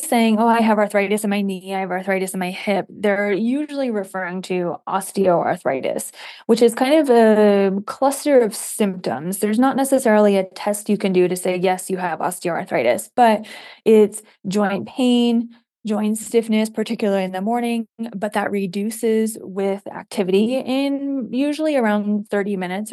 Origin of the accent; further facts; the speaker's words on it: Michigan, United States; moved away as an adult; also born or lived in Ohio; now in Utah, United States; I'm originally from the Midwest. I grew up in Michigan